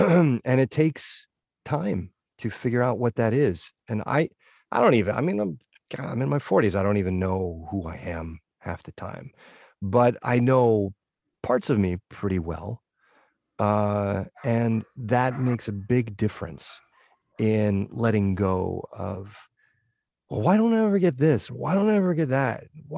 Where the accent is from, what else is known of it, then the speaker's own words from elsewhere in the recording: New England, United States; And growing up in New England, I did a lot of snowboarding and skiing and stuff.